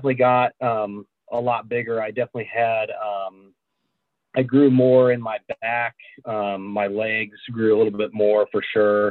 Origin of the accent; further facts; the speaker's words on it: Indianapolis, Indiana, United States; Indy, so it's my hometown. I'm from Indiana